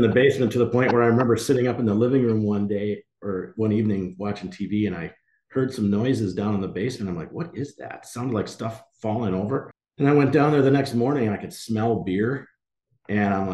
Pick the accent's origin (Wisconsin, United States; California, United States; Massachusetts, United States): Wisconsin, United States; Door County; moved away as an adult; also born or lived in Minnesota; I chose Door County because that's where I grew up. So I grew up in Door County.